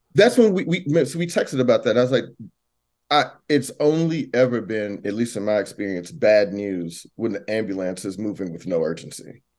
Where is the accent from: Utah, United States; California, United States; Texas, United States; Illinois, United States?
Texas, United States; Missouri City; from Missouri City